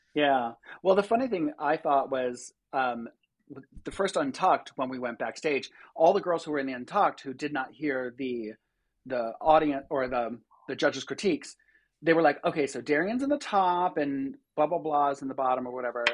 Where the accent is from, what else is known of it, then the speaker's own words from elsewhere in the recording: Rochester, New York, United States; also born or lived in Long Island, New York; I grew up on Long Island until I was eleven, and then, uh, we moved up to Rochester, New York. So, I've been there ever since.